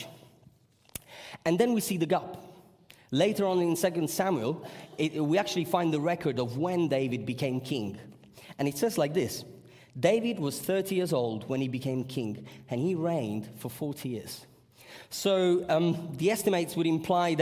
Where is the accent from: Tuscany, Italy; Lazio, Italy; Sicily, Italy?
Sicily, Italy; I come from Sicily